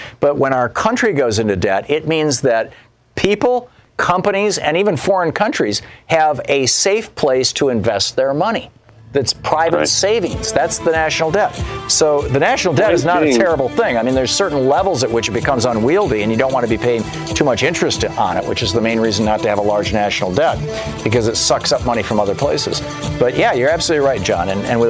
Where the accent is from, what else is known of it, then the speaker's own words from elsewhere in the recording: Lansing, Michigan, United States; Lansing, Michigan, my hometown.